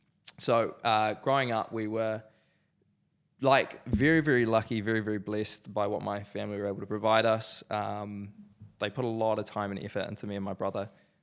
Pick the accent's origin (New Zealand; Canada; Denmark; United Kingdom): New Zealand; Christchurch, Canterbury; I was born here in Christchurch, beautiful city, love the city. Born in a family of four, so mum, dad, brother. Born in the fantastic suburb of Lynwood.